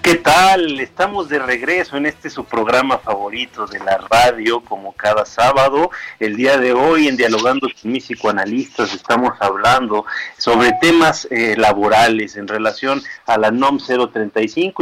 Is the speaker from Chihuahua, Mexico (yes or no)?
yes; Chihuahua, Mexico; now in Mexico City, Mexico; yo soy originario de Chihuahua